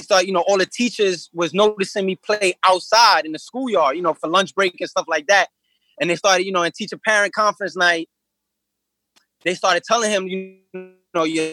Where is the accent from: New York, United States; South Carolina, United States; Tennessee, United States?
New York, United States; New York City; I grew up in Coney Island, and I lived in Coney Island as a kid